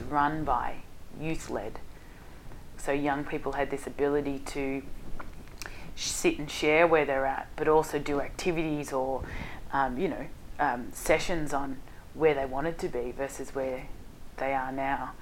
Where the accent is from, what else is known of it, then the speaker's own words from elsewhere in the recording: Hallam, Victoria, Australia; Hallam is where I grew up, and it was um, uh, a pretty rough area, and still is to this day